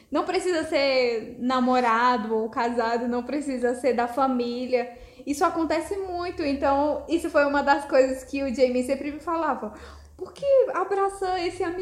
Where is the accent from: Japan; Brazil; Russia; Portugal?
Brazil; como brasileira